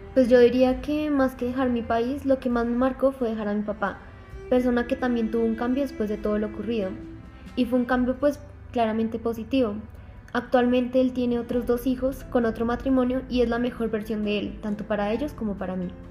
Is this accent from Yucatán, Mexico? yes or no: yes; Mérida, Yucatán, Mexico; now in Colombia; Nací en Mérida, en el estado de Yucatán, de México, en el 2001.